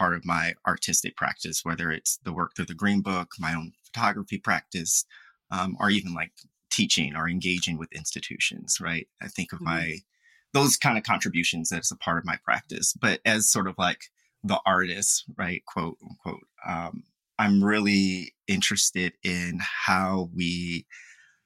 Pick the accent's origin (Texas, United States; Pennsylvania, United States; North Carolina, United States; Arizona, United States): Pennsylvania, United States; Philadelphia; moved away as an adult; also born or lived in Farmville, Virginia; was from Philadelphia, where I was from